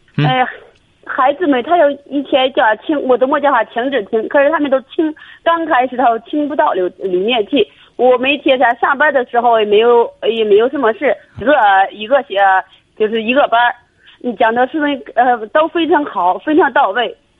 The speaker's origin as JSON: {"language": "Chinese", "town": "Shijiazhuang", "region": "Hebei", "country": "China", "said": "我是石家庄的"}